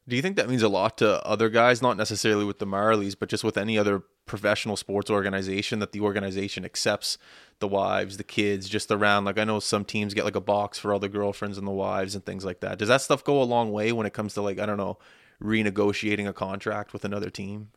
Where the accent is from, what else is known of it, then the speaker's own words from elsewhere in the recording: Nova Scotia, Canada; growing up in Nova Scotia, you and I both